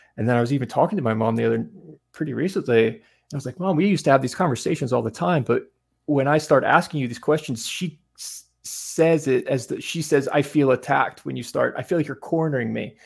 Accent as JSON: {"language": "English", "town": "Asheville", "region": "North Carolina", "country": "United States", "tie": "born or raised there", "also_born_or_lived": "Greenville, North Carolina", "moved": "yes", "said": "Grew up in the mountains outside Asheville, North Carolina, in the woods, in a cabin that my dad built by himself"}